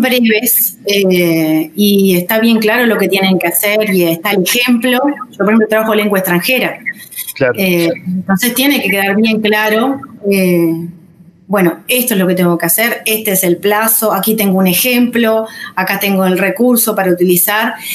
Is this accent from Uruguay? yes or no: yes; Rocha, Uruguay; soy de Rocha